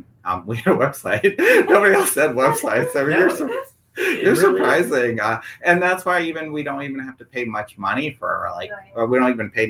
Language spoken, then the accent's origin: English; Michigan, United States; moved away as an adult; also born or lived in Mississippi; now in Brentwood, United States; growing up in Michigan, our bank that we grew up with is NBD, National Bank of Detroit